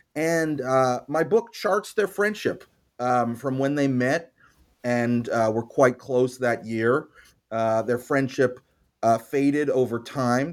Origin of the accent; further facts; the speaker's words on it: Montreal, Quebec, Canada; I grew up in Montreal